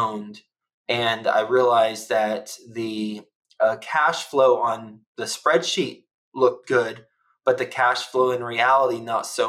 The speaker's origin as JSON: {"language": "English", "region": "Texas", "country": "United States", "also_born_or_lived": "New York City", "moved": "yes", "said": "I'm from Texas"}